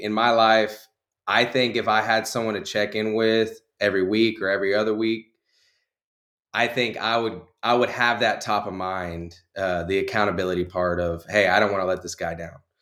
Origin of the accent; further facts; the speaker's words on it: Conroe, Texas, United States; born and raised in Conroe, Texas.